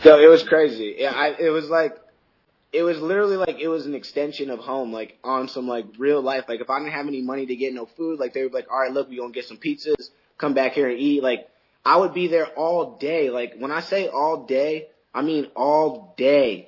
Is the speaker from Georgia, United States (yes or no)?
no; Middletown, Rhode Island, United States; I grew up in Middletown.